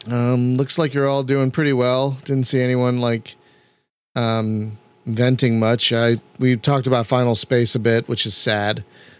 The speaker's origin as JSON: {"language": "English", "town": "Philadelphia", "region": "Pennsylvania", "country": "United States", "accent": "East Coast", "moved": "yes", "said": "But I'm not even a Californian. I'm originally a Philadelphian"}